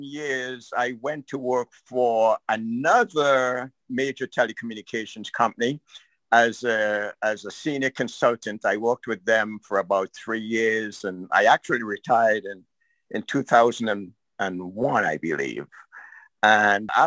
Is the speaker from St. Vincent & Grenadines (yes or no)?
yes; St. Vincent & Grenadines; moved away as an adult; now in United States; I grew up in St. Vincent. I graduated from high school there and left it around in the mid-60s